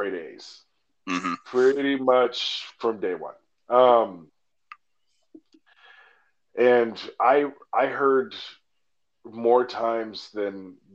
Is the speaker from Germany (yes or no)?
no; Alaska, United States; moved away; my hometown in Alaska